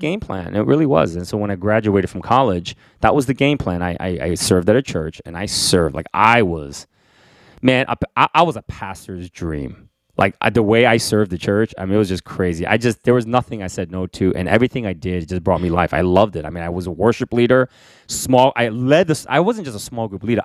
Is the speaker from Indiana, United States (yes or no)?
no; New York City, New York, United States; also born or lived in Korea; when I was growing up in Queens in the Bronx